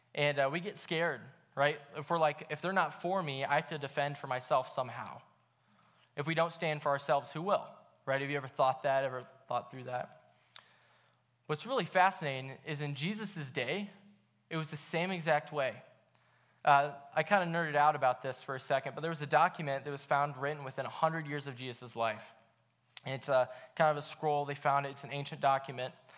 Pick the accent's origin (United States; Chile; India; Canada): United States; Akron, Ohio; I grew up in Akron